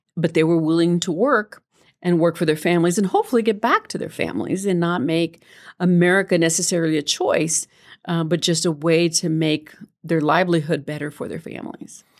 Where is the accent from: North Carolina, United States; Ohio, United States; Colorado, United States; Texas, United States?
Texas, United States; El Paso; moved away; also born or lived in New Mexico; I was born and raised in El Paso.